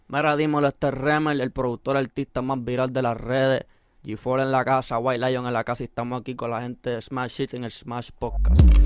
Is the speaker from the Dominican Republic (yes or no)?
no; Puerto Rico; also born or lived in San José, California; Yo soy boricua de corazón, pero mexicano de sangre